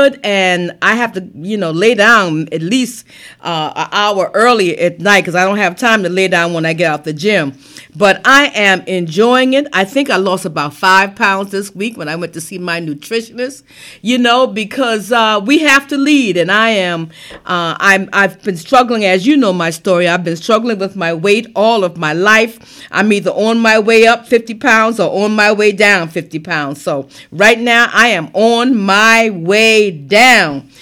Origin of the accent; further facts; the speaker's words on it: South Carolina, United States; moved away; South Carolina, my home state. This weekend, I'm going down home, going to run through Lincolnville